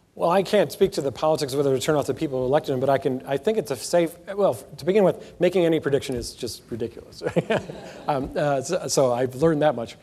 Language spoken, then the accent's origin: English; Alabama, United States; now in North Carolina, United States; I grew up Jewish in Alabama in the 1960s